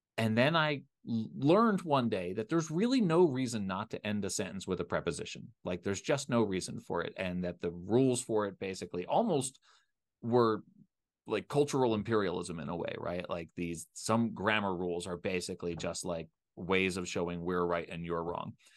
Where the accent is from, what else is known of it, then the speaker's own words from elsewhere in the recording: Philadelphia, Pennsylvania, United States; also born or lived in Richmond, Virginia; I grew up in the Philadelphia area